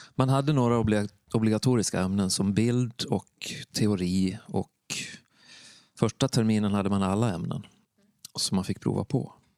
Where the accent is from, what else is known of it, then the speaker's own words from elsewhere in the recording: Borlänge, Dalarna County, Sweden; moved away; also born or lived in Värmland; Jag kommer från Dalarna, från Stora Tuna. Mm. Eller Borlänge som man säger nu för tiden.